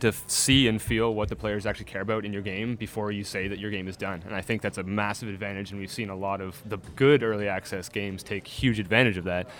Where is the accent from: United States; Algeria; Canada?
Canada; I'm Canadian